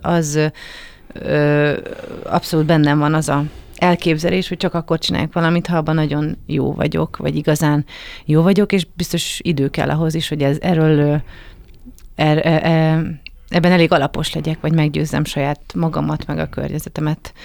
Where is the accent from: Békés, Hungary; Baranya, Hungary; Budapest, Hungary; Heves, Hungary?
Budapest, Hungary; also born or lived in Kaposvár; Én budapesti vagyok